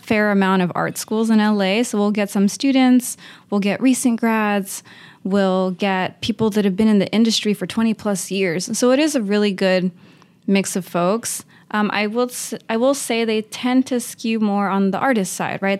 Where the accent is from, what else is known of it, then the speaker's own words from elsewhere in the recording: Uvalde, Texas, United States; moved away as an adult; also born or lived in Notre Dame, Indiana / Chicago; now in Los Angeles, United States; Born and raised in Uvalde, Texas.